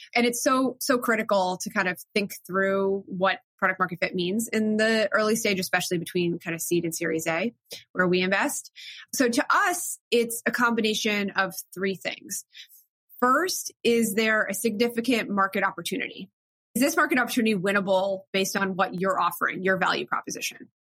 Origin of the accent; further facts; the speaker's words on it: South Florida, United States; moved away as an adult; also born or lived in Williamstown, Massachusetts / New York; I grew up in South Florida